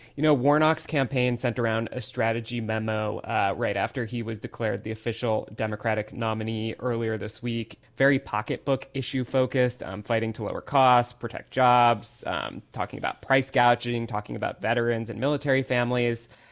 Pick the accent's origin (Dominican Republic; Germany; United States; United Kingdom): United States; Midwest; now in Atlanta, United States; a Midwesterner who has spent much time at Cedar Point